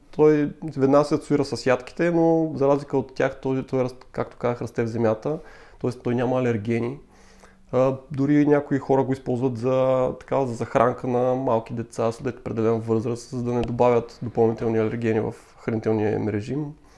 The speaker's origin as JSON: {"language": "Bulgarian", "town": "Sevlievo", "region": "Gabrovo Province", "country": "Bulgaria", "tie": "born or raised there", "moved": "as an adult", "lives_now": "Sofia, Bulgaria", "said": "аз съм роден от Севлиево. Вече в София съм над 10 години."}